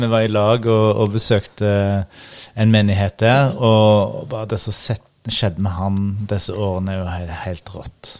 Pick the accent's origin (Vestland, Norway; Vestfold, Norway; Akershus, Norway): Vestland, Norway; Husnes; accent: bastarddialekt; moved away as an adult; also born or lived in Ryfylke; now in Oslo, Norway; jeg er altså. oppvokst i Ryfylke før jeg flyttet til Husnes, så jeg har litt bastarddialekt. Men, eh, Aha. så jeg har en fin oppvekst i, på Husnes i Kvinnherad. Og nå bor jeg i Oslo.